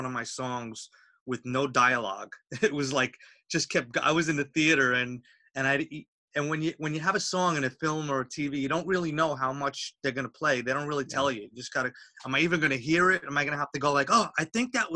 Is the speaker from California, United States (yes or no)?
no; Long Island, New York, United States; moved away as an adult; now in Los Angeles, United States; I grew up in Long Island, New York.